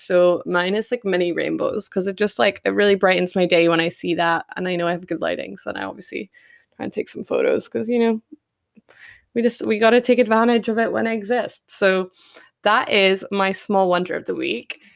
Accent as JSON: {"language": "English", "town": "Perth", "region": "Western Australia", "country": "Australia", "tie": "born or raised there", "said": "Perth, my hometown"}